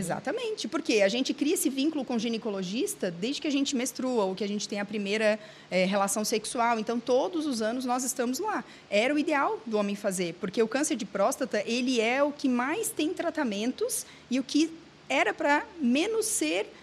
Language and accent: Portuguese; Santa Catarina, Brazil; Eu sou de Santa Catarina